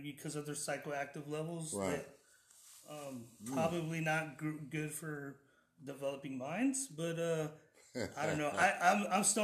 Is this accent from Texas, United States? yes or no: yes; Banquete, Texas, United States; I'm from Banquete